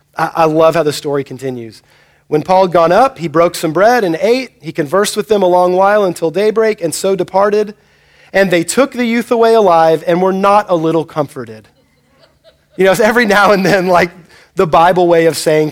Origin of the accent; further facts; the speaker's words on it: United States; you and I growing up in America